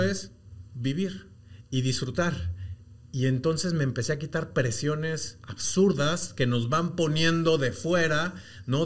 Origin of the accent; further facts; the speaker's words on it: Mexico; moved away as an adult; now in Guatemala; yo soy mexicano, llego a, Guatemala hace ya bastantes años, 18